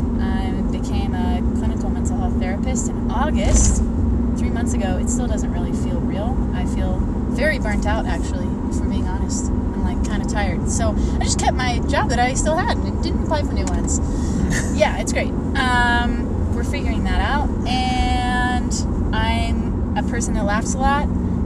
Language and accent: English; Memphis, Tennessee, United States; moved away; I grew up in Memphis. I was homeschooled.